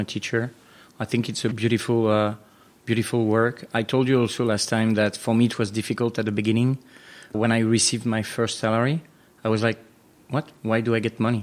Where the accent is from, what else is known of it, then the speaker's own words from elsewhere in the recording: France; moved away as an adult; also born or lived in United States / Mexico / Brazil; now in Singapore; I was born in France